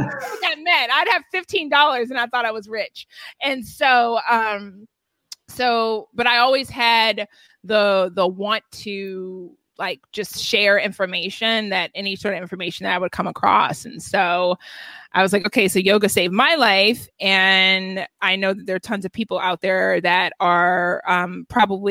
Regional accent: Atlanta, Georgia, United States; moved away as an adult; now in Los Angeles, United States; I grew up in Atlanta, in a predominantly white neighborhood in Atlanta.

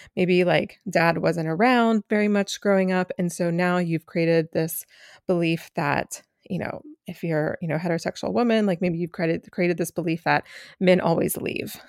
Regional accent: Asheville, North Carolina, United States; now in Philadelphia, United States; I am joining you from Asheville, North Carolina.

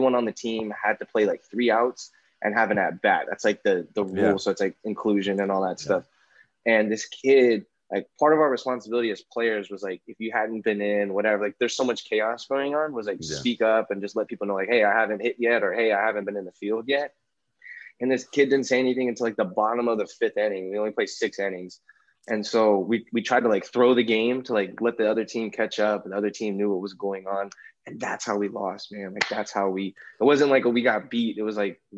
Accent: Alameda, California, United States; I grew up in Alameda, which is like a small, I used to think it was like the weakest city ever

